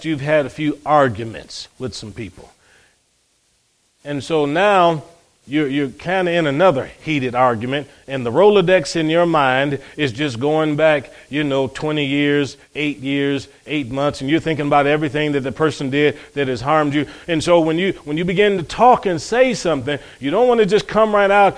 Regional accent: Cleveland, Ohio, United States; growing up in Cleveland, Ohio, my brothers

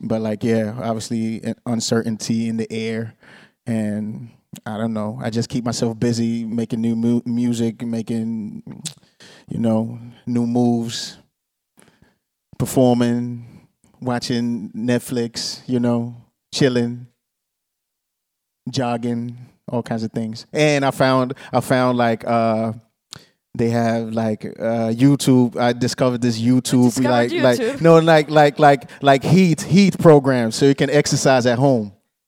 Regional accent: Tampere, Pirkanmaa, Finland; also born or lived in Monrovia, Liberia / Ghana; I was born 85 in Liberia, Monrovia. When I was 4 years old, I moved to Ghana. When I was 6 years old, I moved to Finland, Tampere. Viljakkala, but nobody knows Viljakkala, so I just say Tampere.

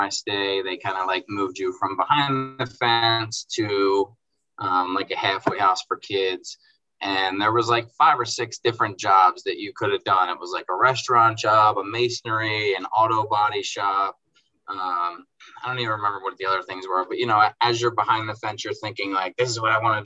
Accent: Baltimore, Maryland, United States; I grew up in Baltimore

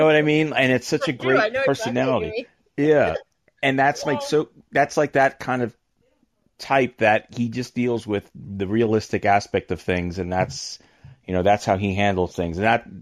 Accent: New York, United States; moved away as an adult; now in New Jersey, United States; I'm a New Yorker

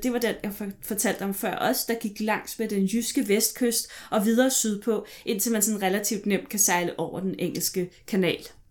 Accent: Vestegnen, Capital Region of Denmark, Denmark; jeg er vokset op på Vestegnen

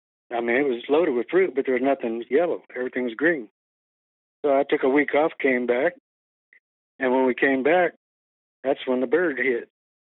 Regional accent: Texas, United States; We're from Texas. Grew up down there chasing critters.

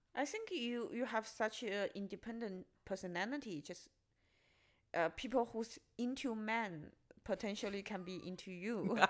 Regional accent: China; moved away as an adult; now in Berlin, Germany; originally I'm from China

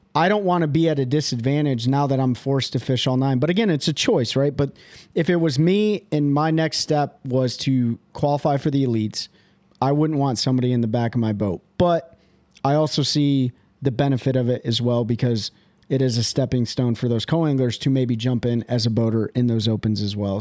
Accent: Michigan, United States; I'm from Michigan

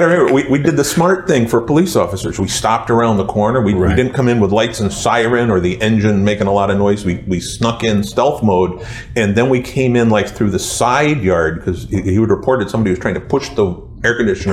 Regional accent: Woodbury, Connecticut, United States; Growing up in Woodbury, there were no black families when I was in grade school

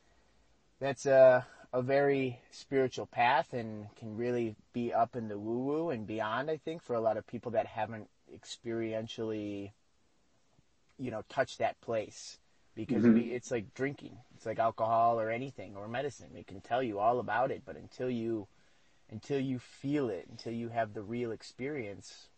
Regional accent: United States; moved away as an adult; now in Mexico; I'm an American

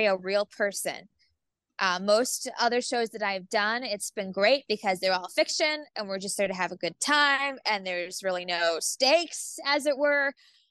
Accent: Youngstown, Ohio, United States; my hometown theater, the Youngstown Playhouse in Ohio

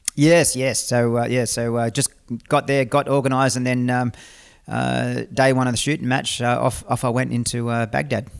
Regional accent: Australia; as an Australian citizen

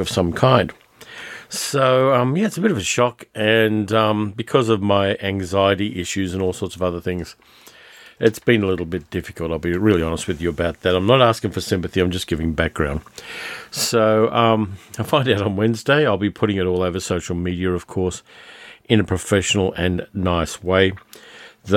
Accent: Sydney, New South Wales, Australia; now in Melbourne, Australia; I grew up in Sydney, which is subtropical, and I moved to Melbourne

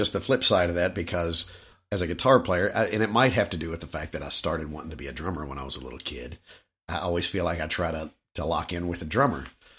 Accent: Louisville, Kentucky, United States; I was born and raised in Louisville.

